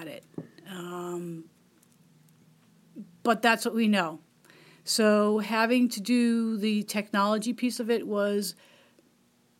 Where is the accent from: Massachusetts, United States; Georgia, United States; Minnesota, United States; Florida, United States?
Massachusetts, United States; Boston; also born or lived in Long Island, New York; now in Youngstown, United States; I'm originally from Boston. Spent 20 years on Long Island